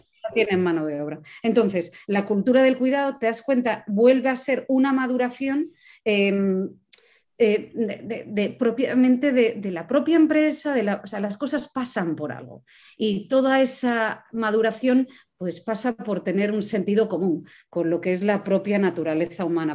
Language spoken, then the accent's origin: Spanish; Asturias, Spain; yo que soy asturiana